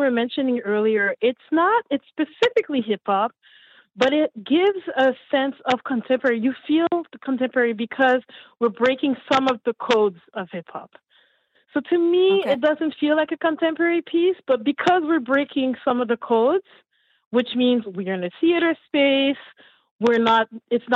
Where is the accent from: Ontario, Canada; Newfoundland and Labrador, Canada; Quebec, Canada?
Quebec, Canada; Montreal; also born or lived in Haiti; I'm from Montreal, raised in Montreal, originally from Haiti